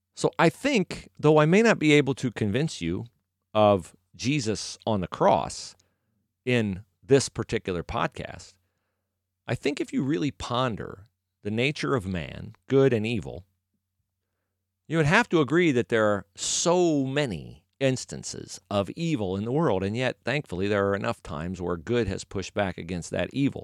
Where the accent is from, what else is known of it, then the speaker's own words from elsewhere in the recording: United States; I was born in America